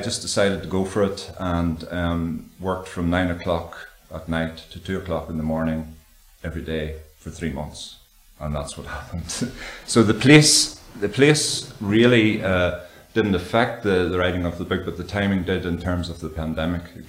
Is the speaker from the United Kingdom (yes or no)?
yes; Dungannon, Northern Ireland, United Kingdom; I grew up in Dungannon, which is quite close to the border.